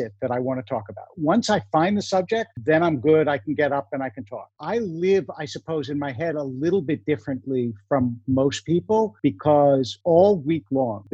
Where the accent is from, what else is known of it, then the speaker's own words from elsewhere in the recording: Philadelphia, Pennsylvania, United States; also born or lived in New York / New Jersey; now in Los Angeles, United States; I grew up in Philadelphia.